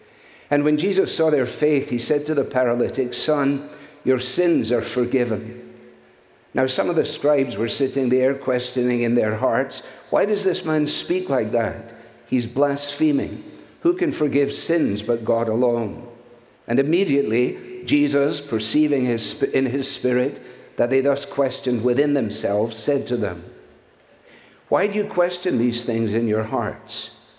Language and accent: English; Scotland, United Kingdom; now in United States; I come as a Scot who is very thankful to be a citizen of the United States of America, which is my adopted home.